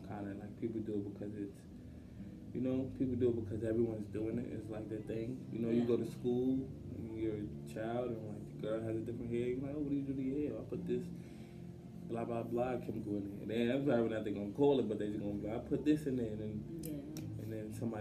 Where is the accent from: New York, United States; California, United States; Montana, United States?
New York, United States; New York City; I grew up in Brownsville projects.